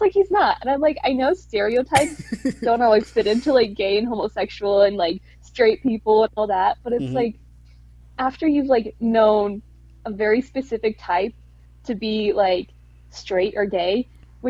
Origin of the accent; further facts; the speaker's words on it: Midwest, United States; moved away; also born or lived in Indiana / Missouri / Illinois; I've grown up in the Midwest. I was born in Indiana, lived in Missouri and Illinois